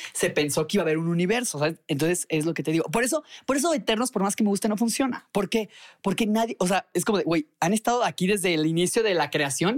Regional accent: Mexico; soy de México.

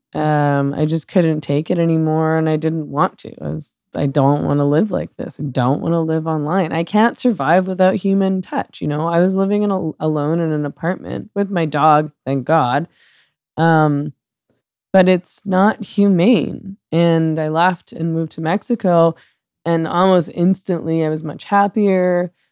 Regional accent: Vancouver, British Columbia, Canada; moved away as an adult; I spent forty years in Vancouver. I was born in Vancouver. I was raised there

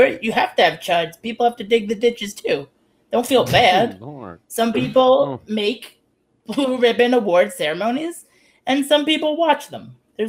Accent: Canada; That's deeply offensive to me as a Canadian, all of that foolishness.

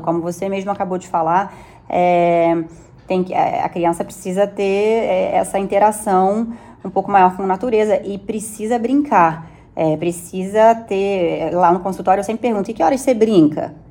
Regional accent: Rio de Janeiro, Brazil; now in São Paulo, Brazil; eu sou carioca

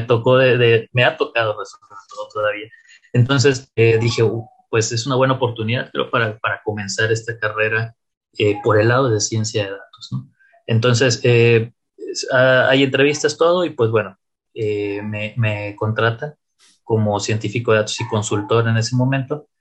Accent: Tampico, Tamaulipas, Mexico; moved away as an adult; also born or lived in Saltillo; now in Monterrey, Mexico; soy originario de la ciudad de Tampico, Tamaulipas

